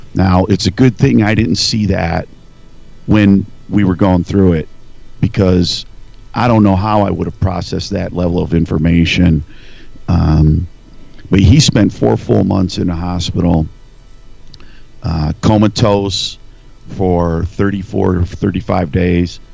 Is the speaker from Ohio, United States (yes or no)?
yes; Northeast Ohio, United States; moved away as an adult; now in Nebraska, United States; I grew up in Northeast Ohio, right on Lake Erie, uh, mm-hmm. about 25 miles east of Cleveland, tiny small town